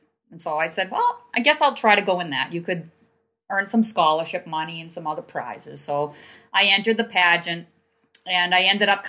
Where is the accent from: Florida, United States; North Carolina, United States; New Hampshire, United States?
New Hampshire, United States; Manchester; I grew up in Manchester